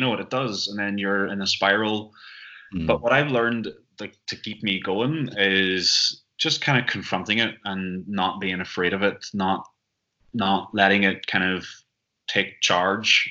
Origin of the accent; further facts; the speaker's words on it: Northern Ireland, United Kingdom; moved away as an adult; now in Amsterdam, Netherlands; I'm originally from Northern Ireland